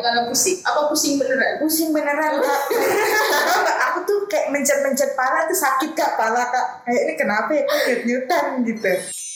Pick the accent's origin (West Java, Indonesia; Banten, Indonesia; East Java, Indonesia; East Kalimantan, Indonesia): Banten, Indonesia; Tangerang; rumah aku di Ciledug